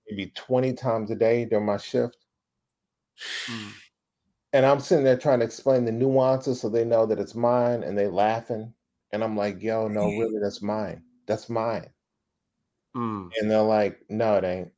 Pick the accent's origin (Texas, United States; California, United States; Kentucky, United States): Texas, United States; Dallas; I grew up in Oak Cliff. If you know Dallas, it's like the Compton of fucking Dallas.